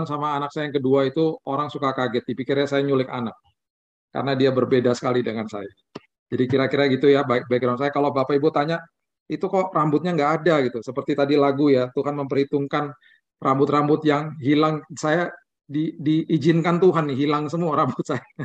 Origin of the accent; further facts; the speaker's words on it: Manado, North Sulawesi, Indonesia; kan orang Manado kok mukanya gelap gitu gitu ya. uh, papa saya asli Manado dari kampung Tomohon. Mama saya asli orang India.